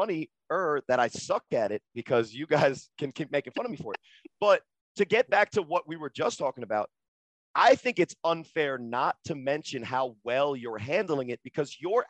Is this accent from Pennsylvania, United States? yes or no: no; New Jersey, United States; And I'm from New Jersey.